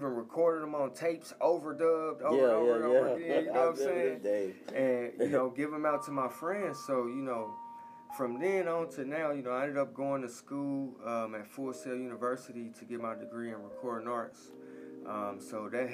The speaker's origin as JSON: {"language": "English", "town": "Indianapolis", "region": "Indiana", "country": "United States", "tie": "born or raised there", "moved": "yes", "lives_now": "Atlanta, United States", "said": "I was born and raised in Indianapolis, Indiana"}